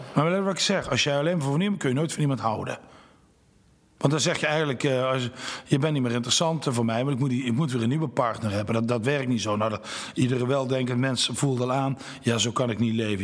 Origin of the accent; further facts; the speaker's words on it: Nuth, Limburg, Netherlands; moved away as an adult; also born or lived in Venlo; now in Nijmegen, Netherlands; Maar ik ben geboren en getogen in Nut, Zuid-Limburg, dat ligt bij Heerlen